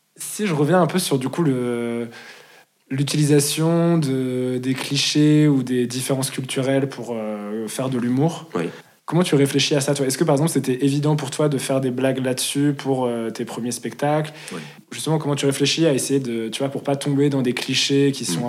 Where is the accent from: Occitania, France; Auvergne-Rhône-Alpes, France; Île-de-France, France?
Auvergne-Rhône-Alpes, France; Lyon; now in Paris, France; Je viens de Lyon